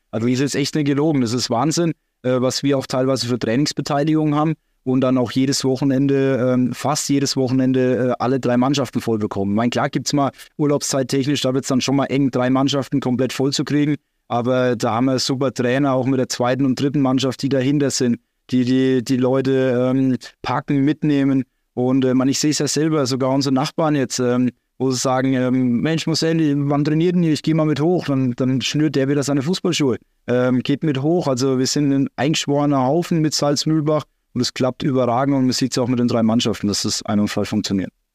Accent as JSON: {"language": "German", "town": "Salz", "region": "Bavaria", "country": "Germany", "tie": "born or raised there", "also_born_or_lived": "Großbardorf", "said": "Dann entschieden, wieder in die Heimat zu gehen, nach Salz."}